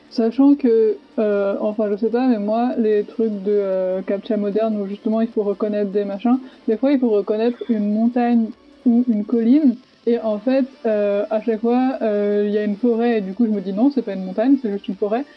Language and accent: French; Savoie, Auvergne-Rhône-Alpes, France; now in Nancy, France; je suis savoyarde